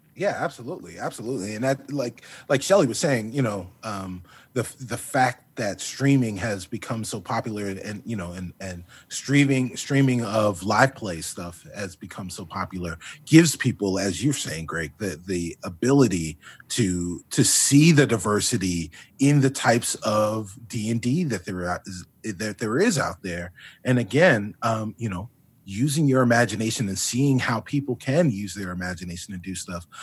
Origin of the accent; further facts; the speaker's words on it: Long Island, New York, United States; also born or lived in South Bronx, New York; my parents and I, we, uh, we moved from the Bronx and, and wound up on Long Island in the eighties.